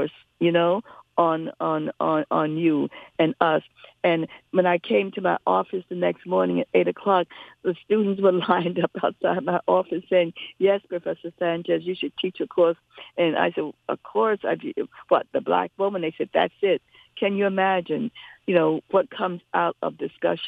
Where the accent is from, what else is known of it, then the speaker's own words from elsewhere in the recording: New York City, New York, United States; when I was growing up in New York City